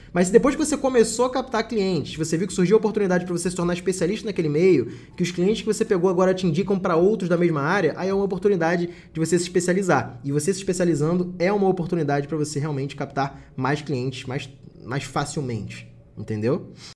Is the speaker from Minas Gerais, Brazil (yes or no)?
no; Rio de Janeiro, Brazil; Eu moro no Rio de Janeiro